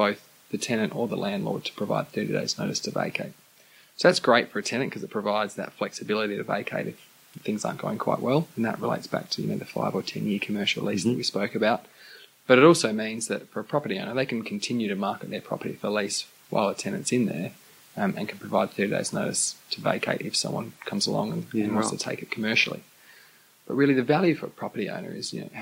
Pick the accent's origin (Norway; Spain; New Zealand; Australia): Australia; Adelaide, South Australia; born and bred in Adelaide, have spent a little bit of time on the East Coast